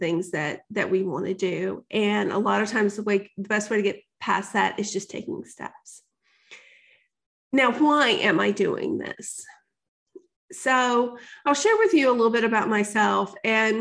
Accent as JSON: {"language": "English", "region": "the South", "country": "United States", "tie": "born or raised there", "said": "I grew up in the South"}